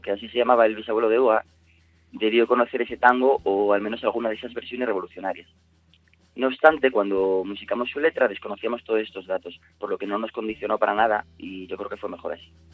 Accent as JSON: {"language": "Spanish", "region": "Asturias", "country": "Spain", "said": "como todo asturiano amante del rock que se precie"}